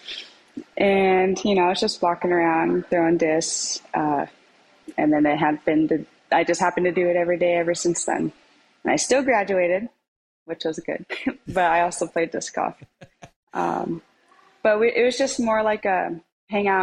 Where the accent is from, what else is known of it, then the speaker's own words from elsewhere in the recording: Spokane, Washington, United States; I'm from Spokane, Washington